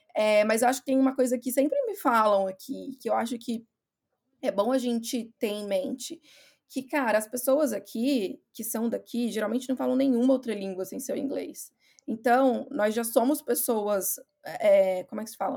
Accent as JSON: {"language": "Portuguese", "country": "Brazil", "also_born_or_lived": "Ireland", "moved": "as an adult", "lives_now": "Scotland, United Kingdom", "said": "eu saí do Brasil, eu fui para Irlanda"}